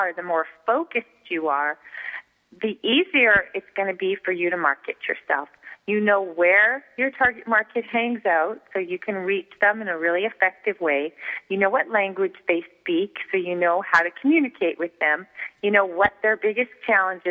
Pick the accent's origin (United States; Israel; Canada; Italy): Canada; Montreal, Quebec; I grew up in Montreal, Canada, where we speak French, so that's why I say niche